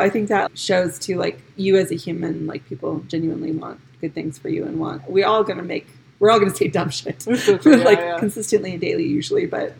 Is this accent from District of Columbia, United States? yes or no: no; New York, United States; I'm from New York, let me tell you.